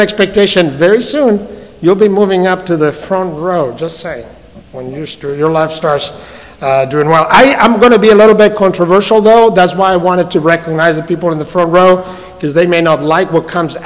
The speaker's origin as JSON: {"language": "English", "town": "Madrid", "region": "Community of Madrid", "country": "Spain", "tie": "born or raised there", "second_language": "English", "moved": "as an adult", "lives_now": "Atlanta, United States", "said": "I grew up in Madrid, in the great city of Madrid"}